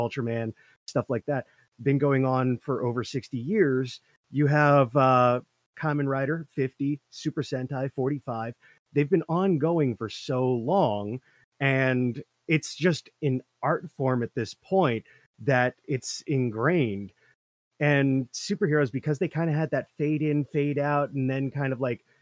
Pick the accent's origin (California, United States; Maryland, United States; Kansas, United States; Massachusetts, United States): Massachusetts, United States; Fairhaven; my hometown has a sister city in Japan. We've got a very storied history, goes back over 100 years relationship-wise with Japan